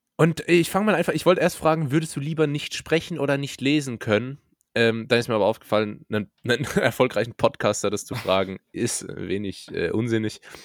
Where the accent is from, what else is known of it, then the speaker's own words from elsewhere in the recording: Rhineland-Palatinate, Germany; moved away as an adult; now in Karlsruhe, Germany; Ich komme aus der Pfalz. Dort wird Pfälzisch gesprochen.